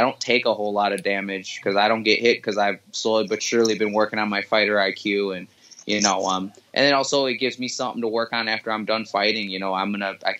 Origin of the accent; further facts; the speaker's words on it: Milwaukee, Wisconsin, United States; I was born and raised in Milwaukee, Wisconsin